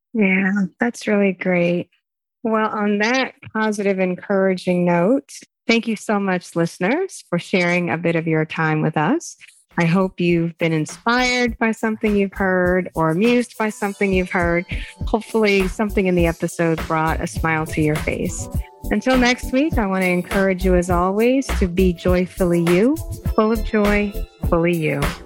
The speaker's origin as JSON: {"language": "English", "region": "Texas", "country": "United States", "said": "as a Texan, I definitely grew up celebrating Juneteenth"}